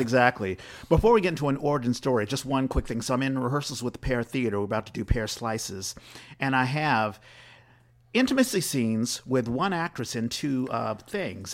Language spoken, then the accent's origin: English; East Coast, United States; moved away; being from the East Coast, I grew up in, like, the church